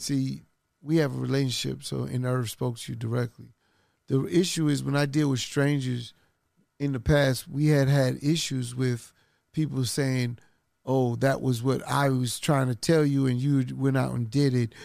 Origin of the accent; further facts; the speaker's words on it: New York City, New York, United States; I'm from Queens